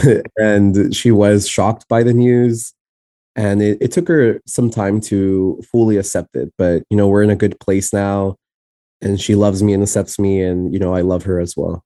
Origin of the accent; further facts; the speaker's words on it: San Antonio, Texas, United States; first language Spanish; English is a second language; also born or lived in El Paso, Texas; the place where I specifically was raised in, in Texas is San Antonio, and I'm from the South Side